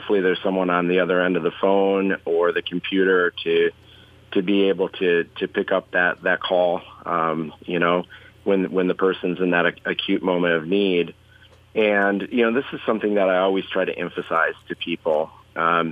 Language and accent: English; Southwest Minnesota, United States; also born or lived in Twin Cities, Minnesota; originally, I'm from Southwest Minnesota